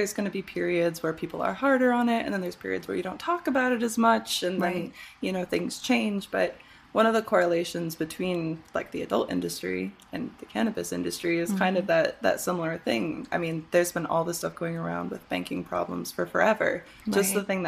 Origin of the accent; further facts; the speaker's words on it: Michigan, United States; moved away; I grew up in Michigan